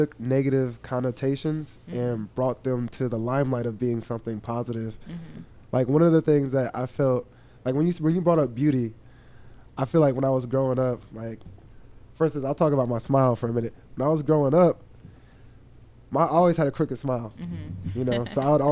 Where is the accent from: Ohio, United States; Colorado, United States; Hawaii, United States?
Ohio, United States; Columbus; Born and raised in Columbus, Ohio